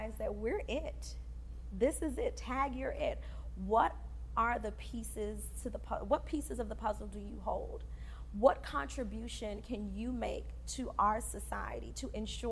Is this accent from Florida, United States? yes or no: yes; Fort Lauderdale, Florida, United States; also born or lived in Haiti; I am first generation from Haiti, born in Haiti, raised here. And so a lot of the things that I experienced in Fort Lauderdale, Florida was for the first time.